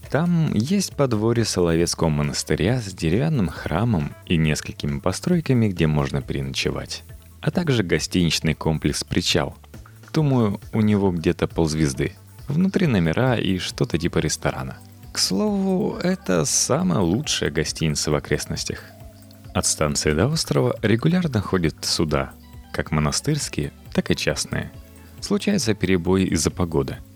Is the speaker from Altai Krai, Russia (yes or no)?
no; Moscow, Russia; Мне 27 лет. Всю свою жизнь я прожил в Москве. Родился на Арбате, в доме со львами.